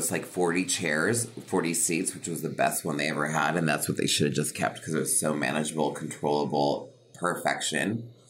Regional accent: Connecticut, United States; my mother's from Havana and my father's from Sicily, but my parents met in Connecticut. And then I was born and raised in Connecticut on the East Coast.

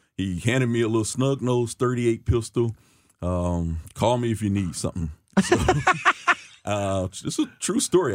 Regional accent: St. Louis, Missouri, United States; I grew up in, uh, West Saint Louis my younger years, um, fifty-nine hundred block of Wabah to be exact. Um, as I got older, we moved out to, uh, North Saint Louis County.

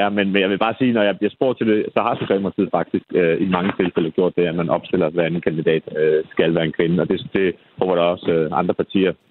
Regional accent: Copenhagen, Capital Region of Denmark, Denmark; sidste kommunalvalg, i hvert fald hvor jeg kommer fra i København

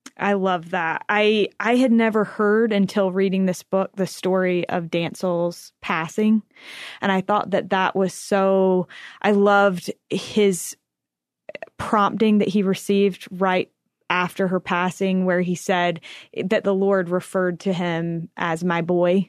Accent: North Carolina, United States; I grew up in North Carolina in a little small town

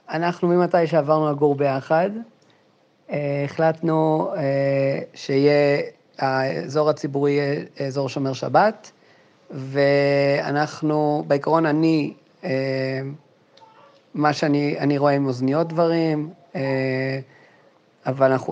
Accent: Jerusalem, Jerusalem District, Israel; אני גם 33, אסנת גדולה ממני באיזה שבועיים. אה, גדלתי בקטמון הישנה, אני דווקא גדלתי קומה מתחת לאבינועם קוצ'ר

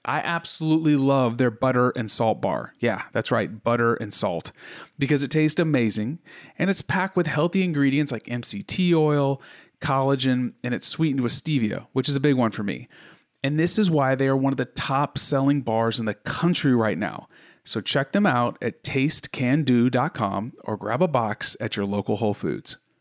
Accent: Texas, United States; I live in Texas, I'm a Texan

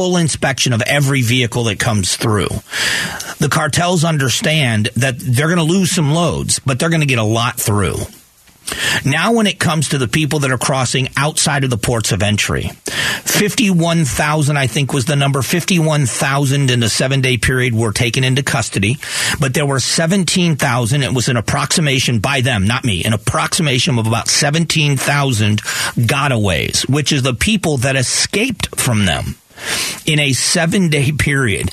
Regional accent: Southwest Florida, United States; now in Phoenix, United States; Southwest Florida, my hometown

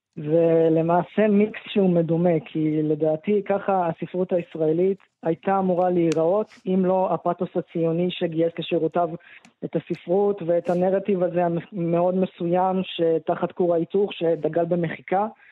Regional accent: Israel; אני גדלתי פה, אני לא גדלתי במקום אחר

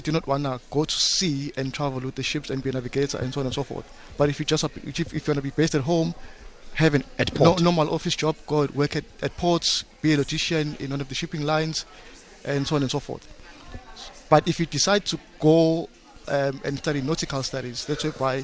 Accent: Durban, KwaZulu-Natal, South Africa; I was born and bred in Claremont in Durban.

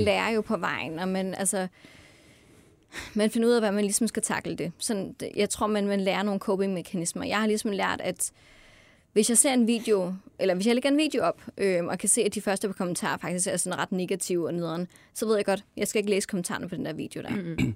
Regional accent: North Jutland, North Denmark Region, Denmark; jeg er fra Nordjylland af

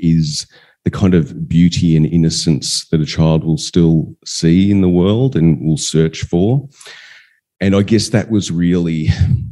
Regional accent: Western Victoria, Australia; We were growing up in Western Victoria, and we had a farm on the outskirts of town

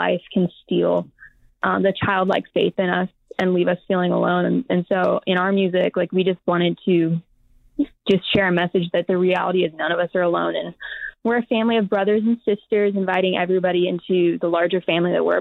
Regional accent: Riverside, California, United States; now in Nashville, United States; We're four of six siblings from Riverside, California. We grew up in California

